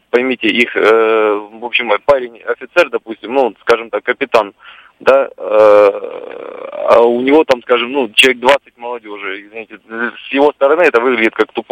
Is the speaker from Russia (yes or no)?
yes; Karachay-Cherkessia, Russia; Я из Карачао-Черкесской республики